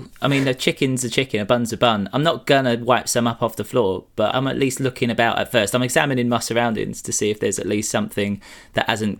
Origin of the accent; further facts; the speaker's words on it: Essex, East of England, United Kingdom; I'm from Essex